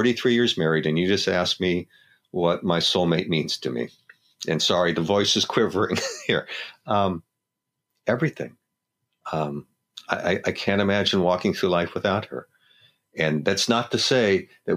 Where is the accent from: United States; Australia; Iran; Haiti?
United States; Los Angeles, California; growing up in Los Angeles.